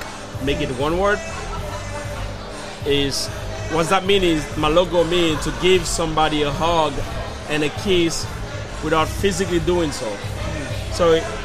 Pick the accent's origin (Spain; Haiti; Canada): Haiti; now in Philadelphia, United States; Born and raised in Haiti. I've been here since 2000